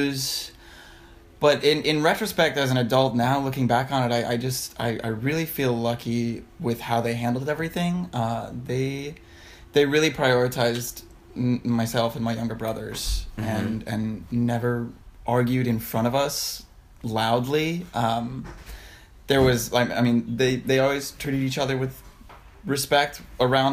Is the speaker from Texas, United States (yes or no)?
no; Denver, Colorado, United States; moved away; Born and raised in Denver.